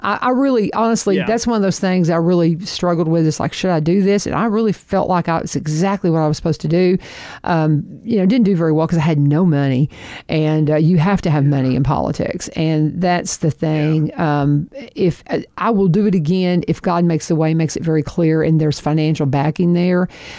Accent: Kentucky, United States; So, I mean, he's like intense northerner, and I'm from Kentucky.

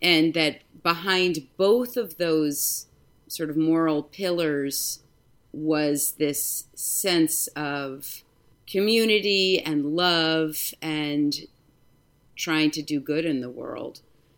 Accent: New York City, New York, United States; Well, we're originally from New York City, both sides

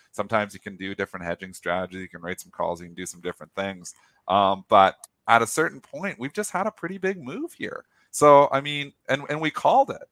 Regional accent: Canada; I'm Canadian

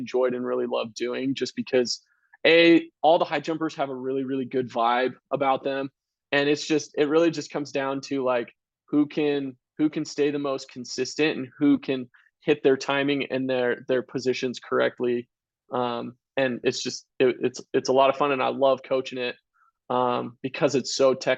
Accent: Vancouver, Washington, United States; moved away; also born or lived in Utah; I grew up in Vancouver, Washington

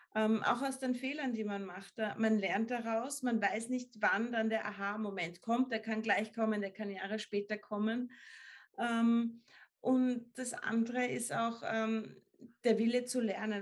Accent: Upper Austria, Austria; ich komme aus Oberösterreich, da sind wir alle im Sommer am Fließband gestanden

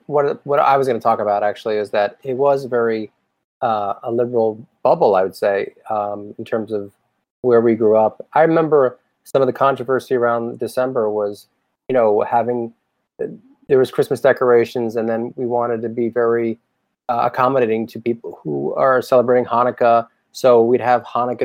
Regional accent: Boca Raton, Florida, United States; accent: New York; moved away; also born or lived in Brooklyn, New York; I would say, near Miami. Yeah. Or sometimes I would say I'm from Florida. But actually, I'm really from New York because I was born in Brooklyn. And then it would pick up that I have some sort of New York accent.

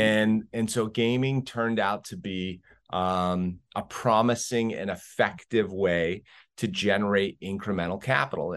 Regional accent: New England, United States; moved away as an adult; now in Las Vegas, United States; I grew up in New England

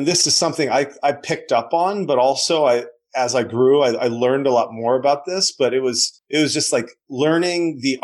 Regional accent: a small town in Western Nebraska, United States; growing up in a small town in Western Nebraska

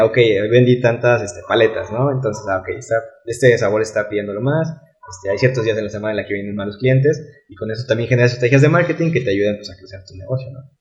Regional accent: Mexico

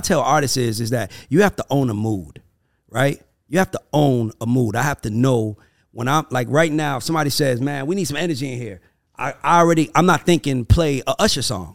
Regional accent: United States; I'm an American

